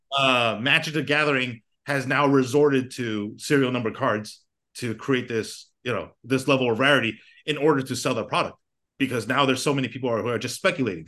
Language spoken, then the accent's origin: English; United States; I grew up in America